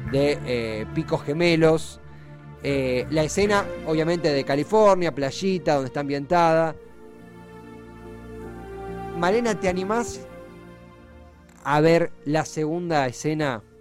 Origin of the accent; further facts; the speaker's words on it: Argentina; Yo también soy argentino, hincha de boca.